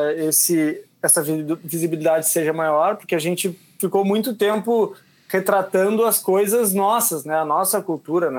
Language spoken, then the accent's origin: Portuguese; Uruguaiana, Rio Grande do Sul, Brazil; eu sou de Uruguaiana, que fica a 600 quilômetros de Porto Alegre